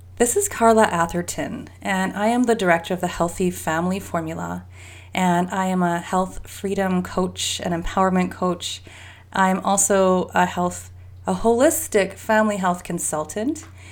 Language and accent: English; Canada; I'm Canadian